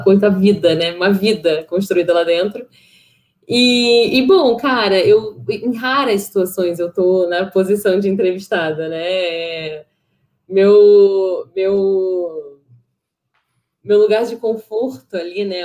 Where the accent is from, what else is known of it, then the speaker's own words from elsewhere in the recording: Rio de Janeiro, Brazil; also born or lived in São Paulo; nasci em São Paulo, eu morei até os 10 anos em São Paulo, minha família é toda carioca, tal, a gente voltou para o Rio de Janeiro, quer dizer, eles voltaram e eu vim pela primeira vez, é, e, e, a gente morou ali na Tijuca